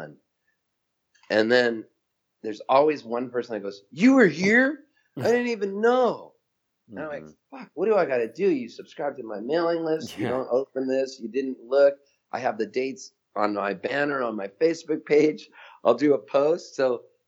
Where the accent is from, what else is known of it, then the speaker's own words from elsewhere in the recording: Halifax, Nova Scotia, Canada; also born or lived in San Diego; now in Nashville, United States; where I was born in Halifax, Nova Scotia